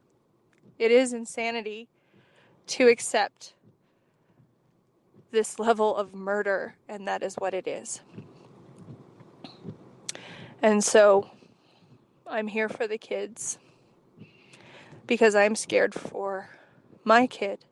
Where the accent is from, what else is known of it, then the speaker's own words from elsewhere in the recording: Wyoming, United States; I grew up in Wyoming